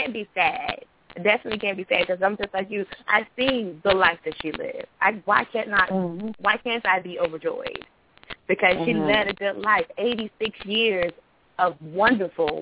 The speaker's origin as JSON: {"language": "English", "region": "North Carolina", "country": "United States", "said": "I'm from North Carolina"}